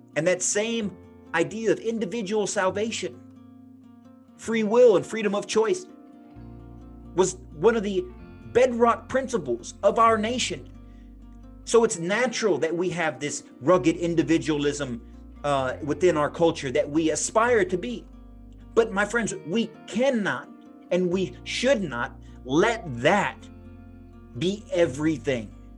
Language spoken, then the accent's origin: English; United States; Being an American